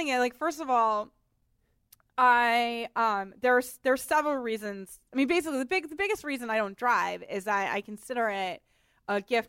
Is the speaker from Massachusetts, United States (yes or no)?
yes; Boston, Massachusetts, United States; I'm from Boston.